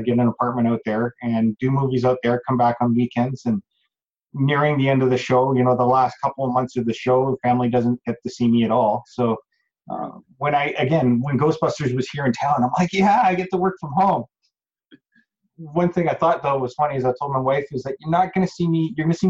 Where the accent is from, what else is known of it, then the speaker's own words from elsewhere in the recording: Calgary, Alberta, Canada; also born or lived in High River; this is the first movie that I've done in my hometown.